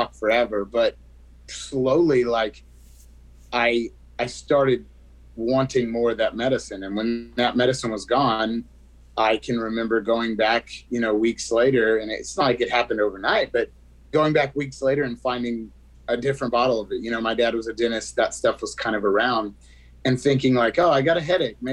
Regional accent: West Texas, United States; I grew up in West Texas.

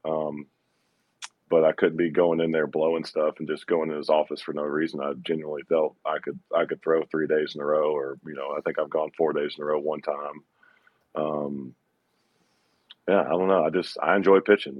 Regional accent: Georgia, United States; being from Georgia in my hometown

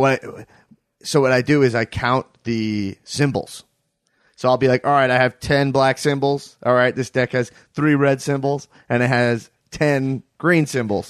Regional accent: Long Island, New York, United States; I grew up in Long Island, New York

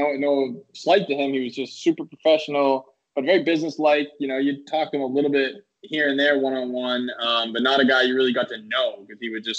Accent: Boston, Massachusetts, United States; moved away as an adult; now in New York, United States; Not only did I go to school, I'm from Boston. I grew up there. I moved down to New York when I was like 28 years old. So I lived like my whole life in Boston.

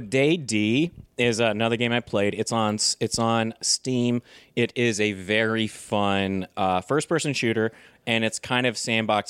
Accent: United States; I'm a hardcore American

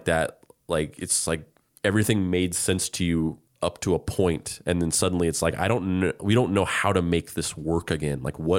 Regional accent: New Mexico, United States; because I grew up in New Mexico.

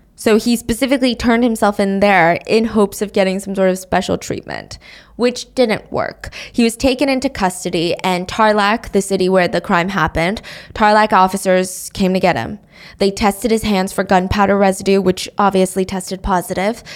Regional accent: United States; being an American

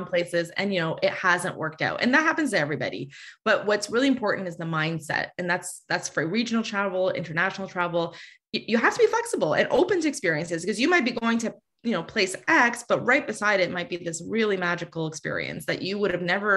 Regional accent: Kitchener, Ontario, Canada; My hometown of Kitchener-Waterloo

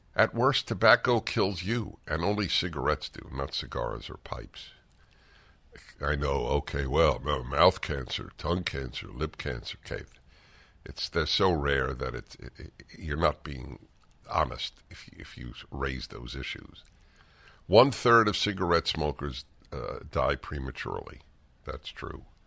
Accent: New York, United States; moved away; I come from New York

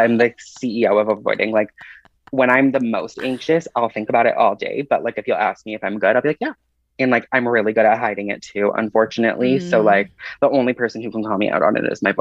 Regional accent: Toronto, Ontario, Canada; I grew up in Toronto

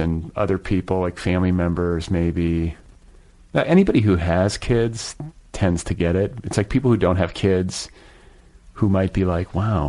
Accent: Midwest, United States; We had a refrigerator in my garage growing up in the Midwest that was like stocked with Mountain Dew

